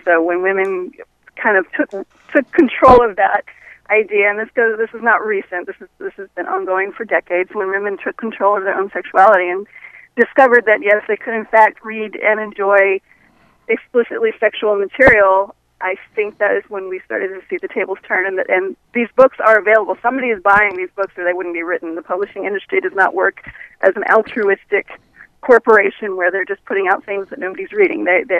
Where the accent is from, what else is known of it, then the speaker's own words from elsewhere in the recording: Fort Lauderdale, Florida, United States; also born or lived in Missouri; I grew up in South Florida. Whereabouts? The Fort Lauderdale area.